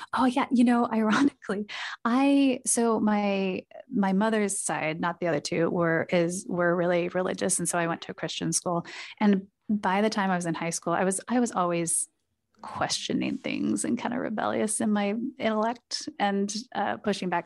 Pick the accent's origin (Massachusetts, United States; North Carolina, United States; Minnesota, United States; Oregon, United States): Oregon, United States; Portland; I grew up in Portland, Oregon